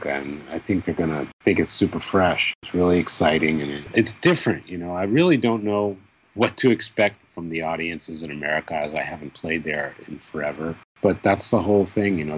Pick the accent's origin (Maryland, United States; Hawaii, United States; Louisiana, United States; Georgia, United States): Maryland, United States; Baltimore; And it's my home country, and especially Baltimore is my hometown.